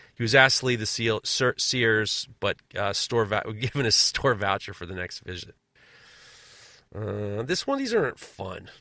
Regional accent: New York, United States; As a New Yorker

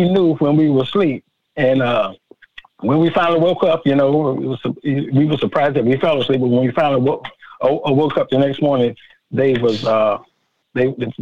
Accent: Willacoochee, Georgia, United States; here in my hometown, Willacoochee

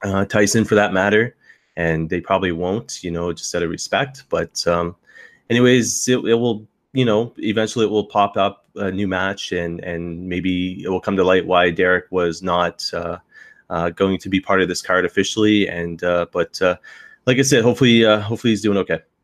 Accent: the Maritimes, Canada; now in London, Canada; I grew up in the Maritimes

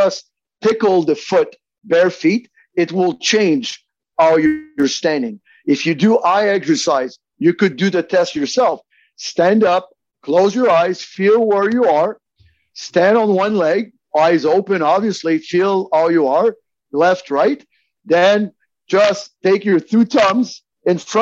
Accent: Montreal, Quebec, Canada; I'm French Canadian from Montreal.

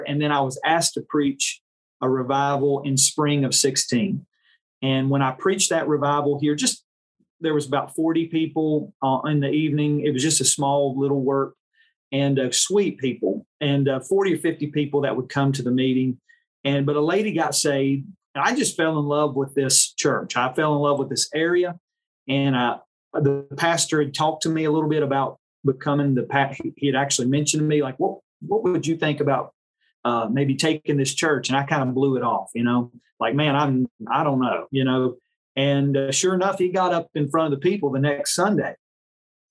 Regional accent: Mocksville, North Carolina, United States; moved away as an adult; also born or lived in West Virginia; now in Simpsonville, United States; Came in the spring of 2016 from Trinity Baptist Church in Mocksville, North Carolina, where I grew up in North Carolina. I was born in West Virginia.

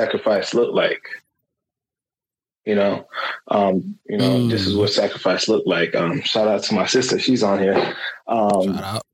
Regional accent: Fort Lauderdale, Florida, United States; I was raised in a two-family household, you know, in Fort Lauderdale. I was raised in Fort Lauderdale

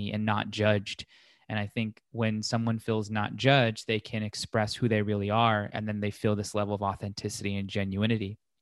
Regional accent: Las Vegas, Nevada, United States; grew up in Las Vegas, still here

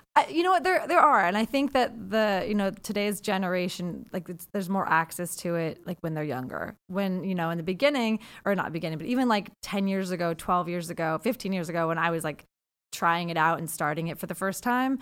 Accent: Seattle, Washington, United States; I'm from Seattle, so I went to L

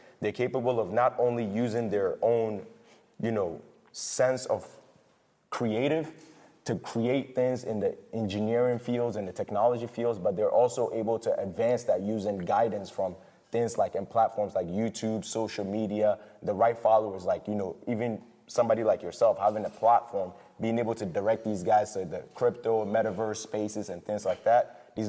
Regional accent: Ghana; Yeah, Ghana, born and raised.

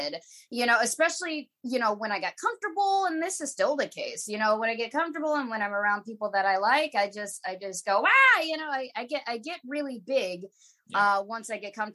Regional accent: Fishers, Indiana, United States; I grew up in the town that my mother's place is now, Fishers, Indiana, which is a suburb outside of the city of Indianapolis

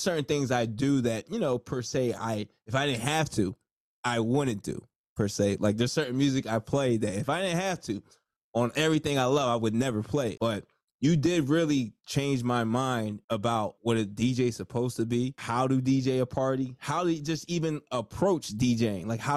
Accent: New Jersey, United States; I'm from Jersey.

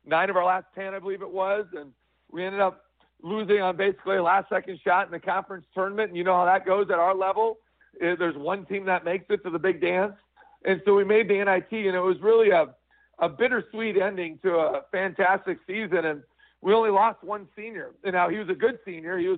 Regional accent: Midwest, United States; now in South Dakota, United States; I'm originally from the Midwest

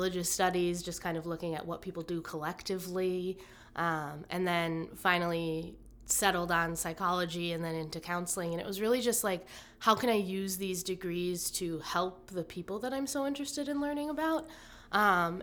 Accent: Merrill, Wisconsin, United States; moved away as an adult; now in Oshkosh, United States; I was born in Oshkosh, but then when I was 6 or 7, moved up to Merrill, which is up north of Wausau. And went there through, or lived there through high school

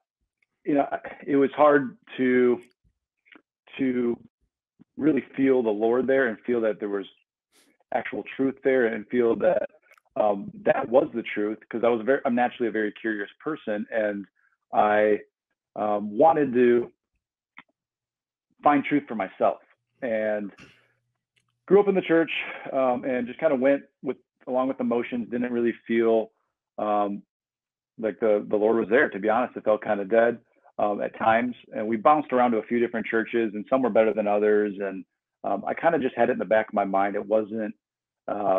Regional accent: Midwest, United States; moved away as an adult; also born or lived in Arizona; I grew up in the Midwest, and I ended up moving to Arizona for college

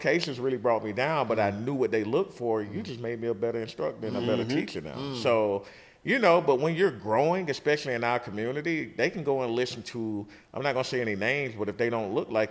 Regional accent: the South, United States; We from the South.

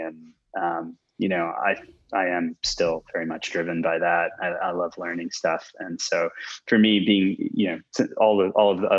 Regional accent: Houston, Texas, United States; I grew up in Houston, went to Rice University

